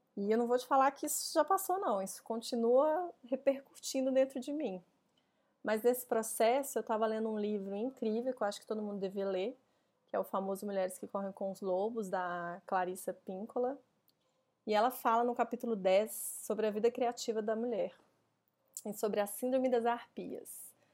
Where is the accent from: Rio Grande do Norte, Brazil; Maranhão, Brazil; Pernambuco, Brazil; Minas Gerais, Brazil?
Minas Gerais, Brazil; Belo Horizonte; moved away as an adult; now in São Paulo, Brazil; eu nasci em BH